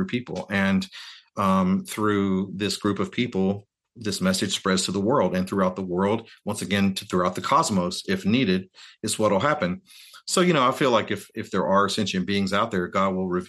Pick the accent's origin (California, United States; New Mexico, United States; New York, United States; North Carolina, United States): North Carolina, United States; if you're a kid like me growing up in North Carolina, you know, your world is pretty limited, you know, in scope.